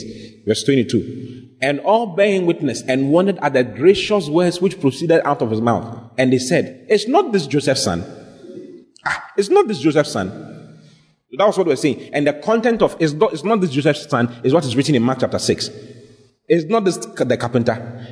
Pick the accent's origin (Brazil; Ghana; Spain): Ghana; I'm from Ghana